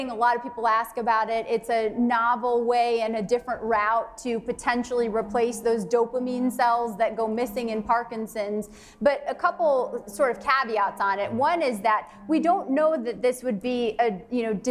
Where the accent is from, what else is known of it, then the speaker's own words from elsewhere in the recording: Canada; I'm from Canada.